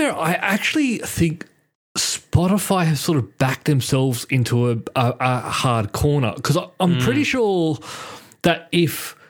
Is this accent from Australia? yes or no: yes; Australia; Because we come from Australia